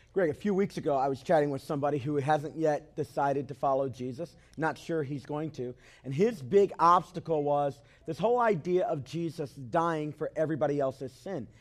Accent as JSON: {"language": "English", "town": "Cleveland", "region": "Tennessee", "country": "United States", "tie": "born or raised there", "said": "Where I'm from, I was raised mostly in Cleveland, Tennessee"}